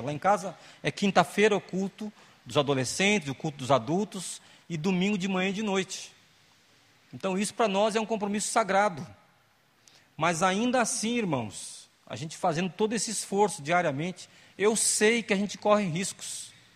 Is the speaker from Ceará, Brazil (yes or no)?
no; Eldorado, São Paulo, Brazil; Crescemos na, na Igreja Batista em Eldorado, lá no Vale do Ribeira, aqui estado de São Paulo